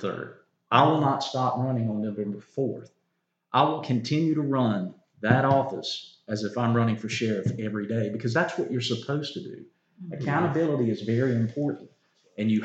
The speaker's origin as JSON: {"language": "English", "country": "United States", "tie": "born or raised there", "said": "Union is home. This is where I was raised. This is where I went to school"}